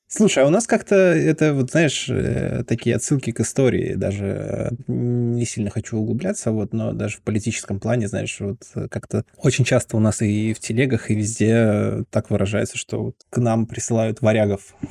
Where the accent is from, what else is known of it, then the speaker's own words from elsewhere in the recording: Veliky Novgorod, Novgorod Oblast, Russia; я коренной новгородец. Я прям родился и как бы не пытался куда-то переехать, все равно живу здесь всю жизнь.